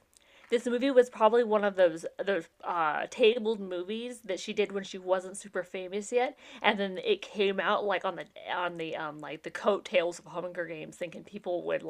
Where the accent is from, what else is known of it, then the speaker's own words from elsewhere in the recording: Appalachia, United States; I'm from the Appalachians.